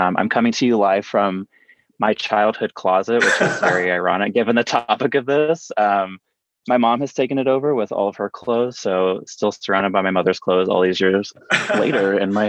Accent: outside of Atlanta, Georgia, United States; moved away as an adult; also born or lived in Los Angeles, California; now in San Francisco, United States; I grew up in the South. So I am back home at my parents' house visiting right now, outside of Atlanta, Georgia. I grew up here. At the end of a mile on dirt road, I graduated high school with 13 people, very small town upbringing.

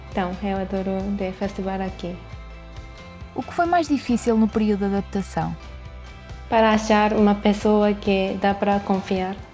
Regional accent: Japan; Portuguese is a second language; moved away as an adult; now in Braga, Portugal; eu nasci e cresci no Japão

